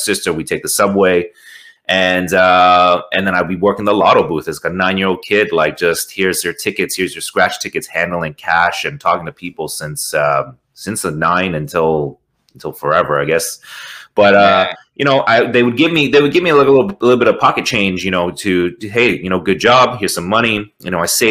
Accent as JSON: {"language": "English", "town": "Toronto", "region": "Ontario", "country": "Canada", "said": "out here in Toronto. I'm from Toronto, Canada."}